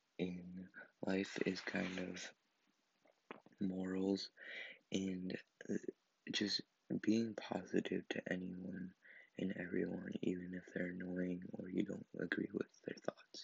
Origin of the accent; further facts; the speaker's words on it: Maine, United States; I was born in Maine, and I still live in Maine.